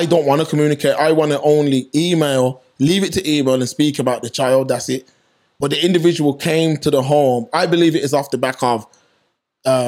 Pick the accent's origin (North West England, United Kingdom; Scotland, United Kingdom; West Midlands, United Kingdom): West Midlands, United Kingdom; Birmingham; born or raised there